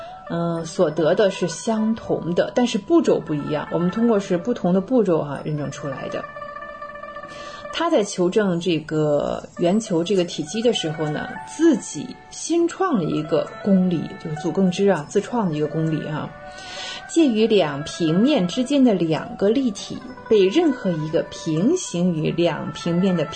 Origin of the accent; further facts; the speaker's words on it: China; 但对我们中国人而言呢，在元代就已经推广到了四元联立高次方程式的解法